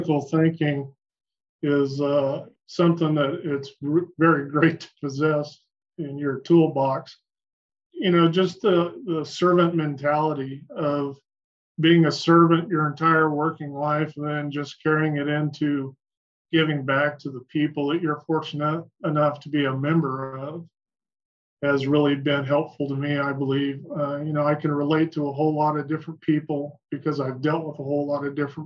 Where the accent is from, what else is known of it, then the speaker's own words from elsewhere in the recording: Sanger, California, United States; settled in Sanger, California. That's where I was born.